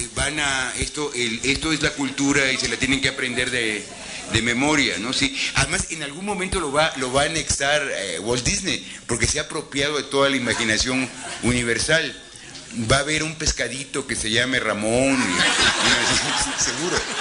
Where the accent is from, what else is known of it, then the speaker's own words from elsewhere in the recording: Mexico; como mexicano